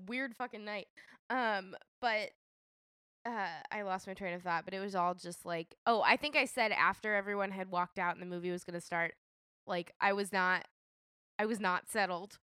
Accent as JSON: {"language": "English", "town": "Nashville", "region": "Tennessee", "country": "United States", "tie": "born or raised there", "moved": "yes", "said": "I grew up in Nashville"}